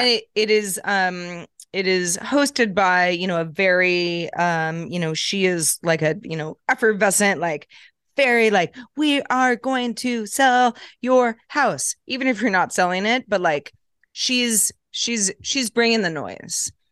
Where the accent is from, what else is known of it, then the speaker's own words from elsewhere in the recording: Sebastopol, California, United States; I grew up in, uh, Northern California, um, in a small town called Sebastopol